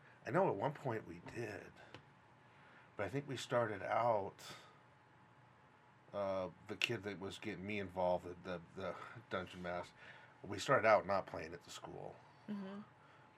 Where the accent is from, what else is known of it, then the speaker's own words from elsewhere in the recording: West Coast, United States; moved away as an adult; I'm from the West Coast